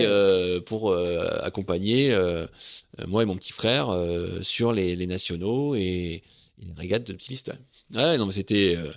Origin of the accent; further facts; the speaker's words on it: Saint-Pol-de-Léon, Brittany, France; moi, j'ai grandi à Saint-Paul-de-Léon